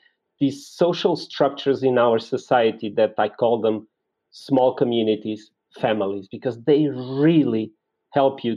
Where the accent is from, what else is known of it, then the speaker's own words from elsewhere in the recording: Lisbon, Portugal; I was born in Lisboa, in Portugal